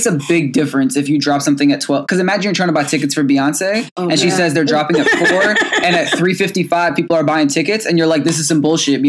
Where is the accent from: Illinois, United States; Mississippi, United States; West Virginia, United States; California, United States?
Illinois, United States; moved away; Shout out to the 217. That's my hometown.